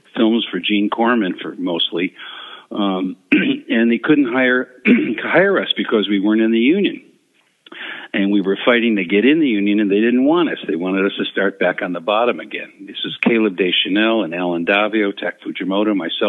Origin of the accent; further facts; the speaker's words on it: Chicago, Illinois, United States; my brother and I growing up in Chicago on the South Side